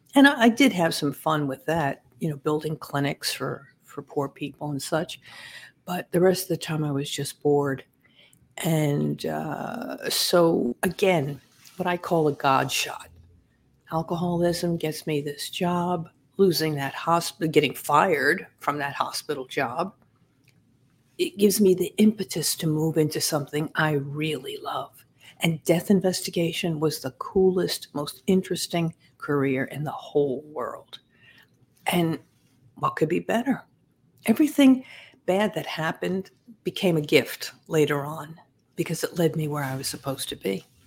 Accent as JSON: {"language": "English", "town": "Massapequa Park", "region": "New York", "country": "United States", "tie": "born or raised there", "also_born_or_lived": "Brooklyn, New York", "said": "I was born in Brooklyn, but raised in Massapequa Park"}